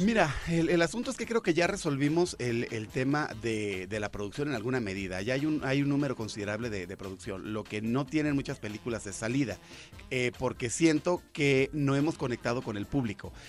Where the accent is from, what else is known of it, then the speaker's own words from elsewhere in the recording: Ensenada, Baja California, Mexico; moved away; yo nací en Ensenada, ¿no? Ah, y hace un buen de años que ya no vivo allá